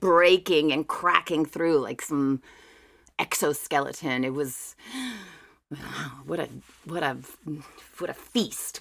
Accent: River Ridge, Louisiana, United States; also born or lived in New Orleans; born and raised in Jefferson Parish in, in a little awesome. town called River Ridge, which is about five minutes outside of New Orleans

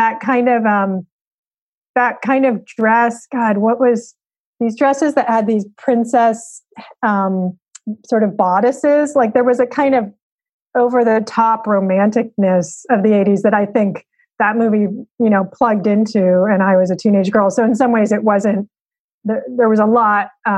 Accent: Berkeley, California, United States; I grew up in Berkeley

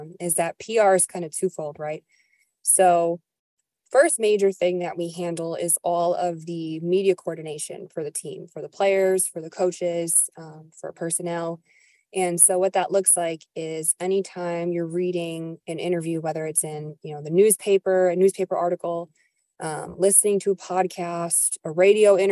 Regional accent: New York, United States; moved away; I'm from New York originally

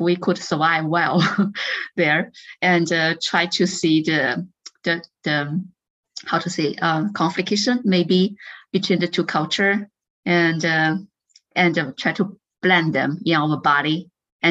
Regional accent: northern China, China; first language Chinese dialect of North China; English is a second language; moved away as an adult; also born or lived in Shanghai, China; now in Austin, United States; I was born in North China and we have our own, how to say that, dialect, dialect, right? So I grew with a dialect with my parents.

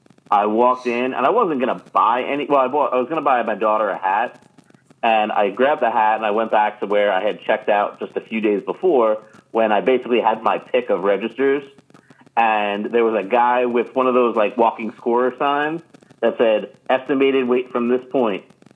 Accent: New York, United States; I'm from Long Island bias and like Bethpage is like our spot.

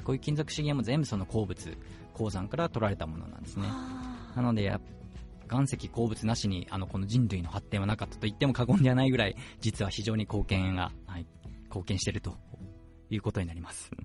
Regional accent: Fukuoka, Japan; moved away as an adult; also born or lived in Kumamoto / Tochigi / Sapporo, Hokkaido; now in Hokkaido, Japan; 私はもともと福岡あの九州

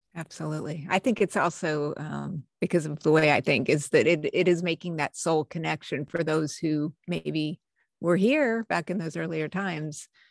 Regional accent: New Mexico, United States; I grew up in New Mexico, USA

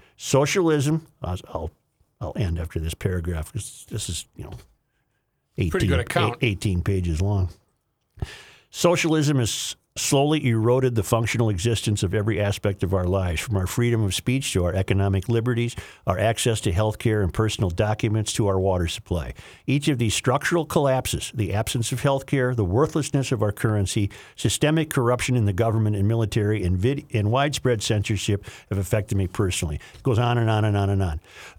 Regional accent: Caracas, Capital District, Venezuela; English is a second language; Caracas, Venezuela, my home country, has it all.

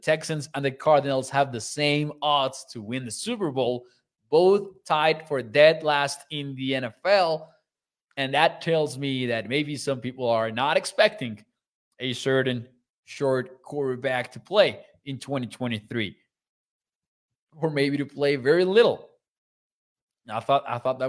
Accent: Mexico; moved away; I'm from Mexico

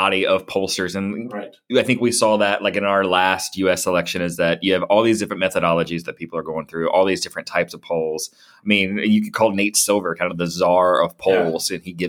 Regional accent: Kentucky, United States; I'm from Kentucky

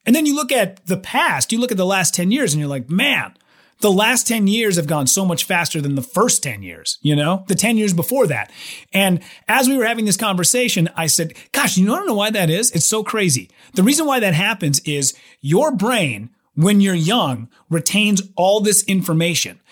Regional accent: Minnesota, United States; moved away as an adult; also born or lived in Wisconsin; my home state

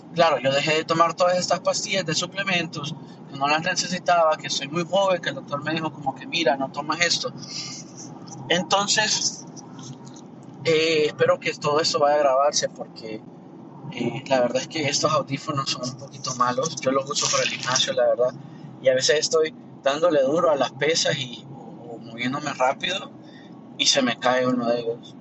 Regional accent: Honduras; now in Miami, United States; de Miami, pero soy de Honduras

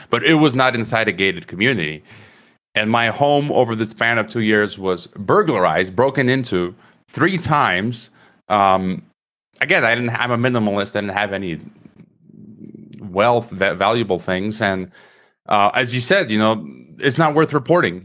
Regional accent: Chicago, Illinois, United States; moved away as an adult; also born or lived in Croatia; now in Mexico; I was born in Chicago, so I'm a Chicagoan

